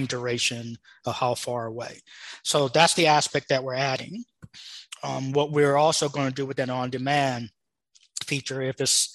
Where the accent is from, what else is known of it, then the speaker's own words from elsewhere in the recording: Los Angeles, California, United States; moved away; also born or lived in Arizona; I was born in Los Angeles, and I left Los Angeles 27 years ago